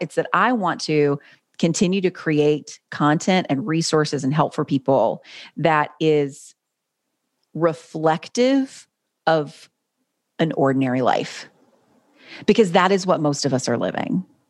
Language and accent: English; North Carolina, United States; grew up in North Carolina. I was, I've lived in the same city my whole life